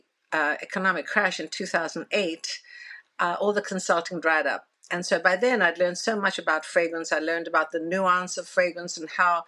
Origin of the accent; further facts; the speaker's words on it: South Africa; moved away as an adult; now in New York, United States; told me growing up in South Africa